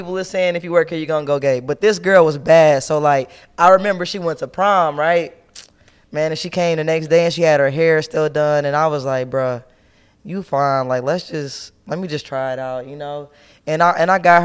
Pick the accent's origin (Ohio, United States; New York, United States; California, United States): Ohio, United States; Cincinnati; now in Atlanta, United States; I'm from Cincinnati